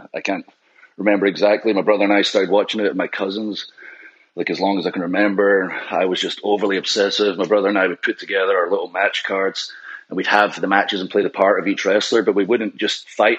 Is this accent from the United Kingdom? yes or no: yes; Scotland, United Kingdom; with ICW in Scotland being Scottish also